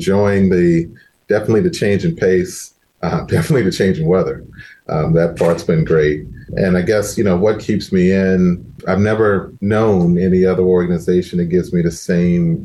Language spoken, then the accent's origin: English; Lynchburg, Virginia, United States; moved away as an adult; also born or lived in Detroit / Miami / Pittsburgh; now in Orlando, United States; Started off in Virginia, which is my home state, and the city that I grew up in is where I started, in Lynchburg, Virginia